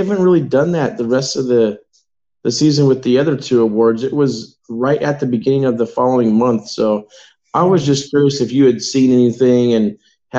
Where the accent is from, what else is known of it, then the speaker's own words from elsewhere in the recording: United States; Dude, man, I'm still American, though.